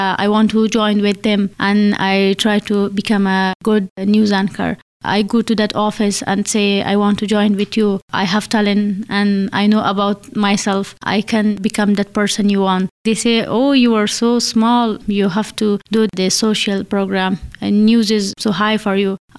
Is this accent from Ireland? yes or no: no; Afghanistan; English is a second language; moved away as an adult; now in United Kingdom; I am from Afghanistan.